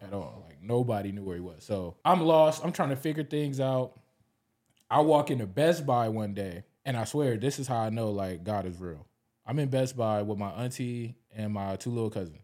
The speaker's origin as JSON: {"language": "English", "town": "Los Angeles", "region": "California", "country": "United States", "tie": "born or raised there", "also_born_or_lived": "Long Beach, California", "said": "I grew up in L A. I grew up in South Central"}